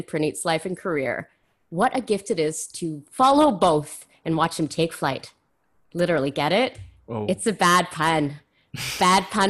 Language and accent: English; Canada; moved away; also born or lived in Ontario; I grew up in Quebec and Ontario